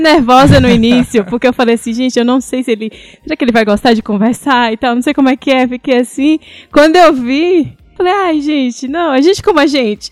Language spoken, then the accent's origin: Portuguese; Salvador, Bahia, Brazil; moved away as an adult; now in Calgary, Canada; Salvador, sou da Bahia